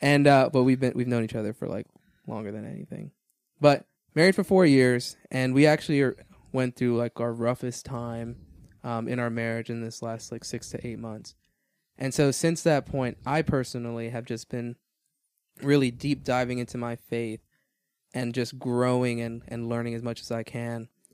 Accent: Miami, Florida, United States; moved away as an adult; also born or lived in Georgia; I was born in Miami, Florida, uh, raised there all my life, and then ended up joining the Marine Corps

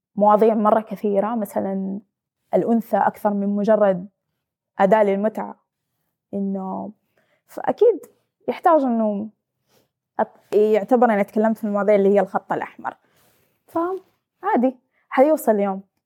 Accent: Saudi Arabia; انا بنت سعوديه

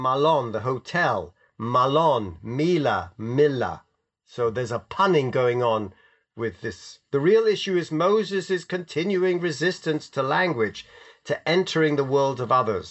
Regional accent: London, United Kingdom; my mother never let me wear my yarmulke on the streets of London

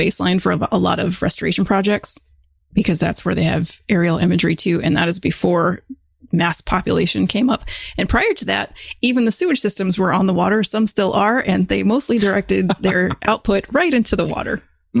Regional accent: Dunedin, Florida, United States; moved away as an adult; now in Syracuse, United States; I grew up in Dunedin, which is on the western side of Tampa, completely developed.

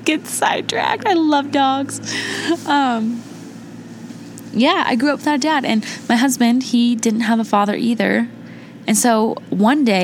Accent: Indiana, United States; I was born in Indiana to my mom and my dad, but they divorced

